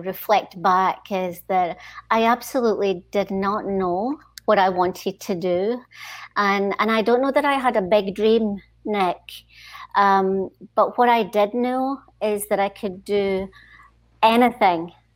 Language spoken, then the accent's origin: English; Stoneyburn, Scotland, United Kingdom; moved away; also born or lived in Singapore; It was actually a small mining village in between Glasgow and Edinburgh, and the name of the village is Stonyburn, and so that's where I grew up